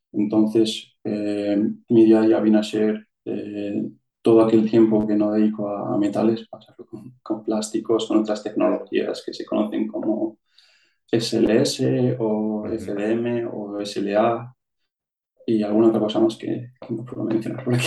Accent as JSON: {"language": "Spanish", "area": "Vitoria", "region": "Basque Country", "country": "Spain", "moved": "as an adult", "lives_now": "Switzerland", "said": "soy de, de Vitoria oficialmente en el siempre he vivido en un, pueblo pequeño"}